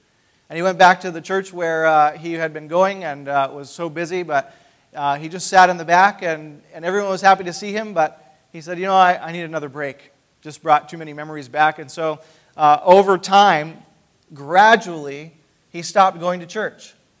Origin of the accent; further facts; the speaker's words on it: Maine, United States; also born or lived in Upper Peninsula, Michigan; now in Grand Rapids, United States; I grew up in Maine